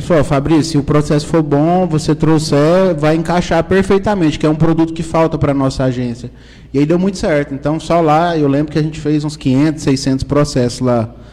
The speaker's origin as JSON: {"language": "Portuguese", "town": "Caldas Novas", "region": "Goiás", "country": "Brazil", "tie": "born or raised there", "also_born_or_lived": "Brasília", "said": "nasci em Caldas, Caldas Novas, morei quatro anos em Brasília, né? mas a minha vida é, sempre foi, sempre foi em Caldas Novas"}